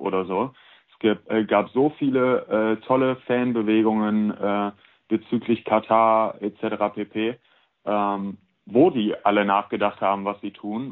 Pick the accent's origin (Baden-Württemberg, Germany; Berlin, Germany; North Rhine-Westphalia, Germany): North Rhine-Westphalia, Germany; Cologne; moved away as an adult; also born or lived in Prignitz; ich bin äh, nach Köln gezogen, weil ich hier geboren und aufgewachsen bin